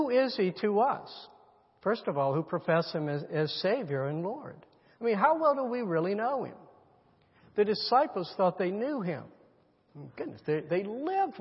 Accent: United States; we're Americans

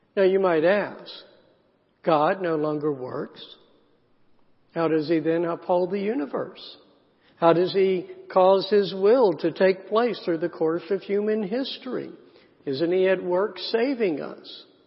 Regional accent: South Carolina, United States; I grew up in the South, in a small town in South Carolina

